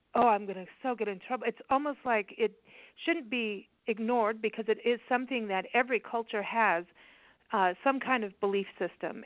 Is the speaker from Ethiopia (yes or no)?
no; Kenya; when I was a kid, I, you know, and growing up in Kenya